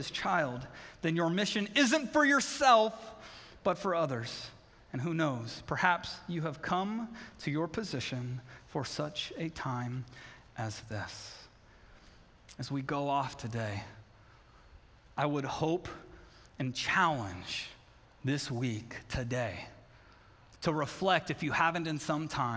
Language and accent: English; Southern California, United States; now in Connecticut, United States; I grew up in Southern California